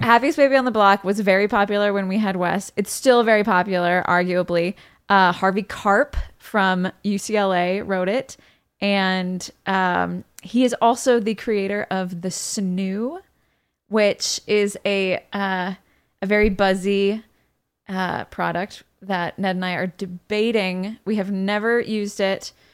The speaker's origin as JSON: {"language": "English", "region": "London", "country": "United Kingdom", "tie": "born or raised there", "moved": "yes", "said": "I grew up in London, uh, or I, I went to high school in London"}